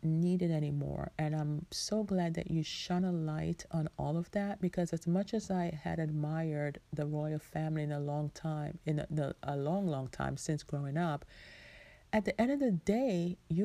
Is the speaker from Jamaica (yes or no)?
yes; Jamaica; I am Jamaican